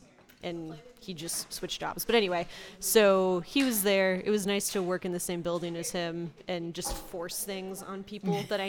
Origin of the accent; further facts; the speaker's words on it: St. Louis, Missouri, United States; I'm from St. Louis. I went to Rosati Kane High School.